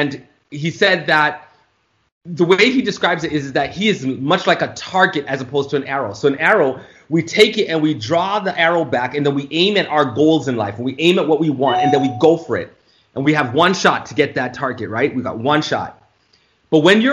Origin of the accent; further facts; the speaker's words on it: Toronto, Ontario, Canada; moved away as an adult; also born or lived in Florida; I was born and raised in Toronto, Canada.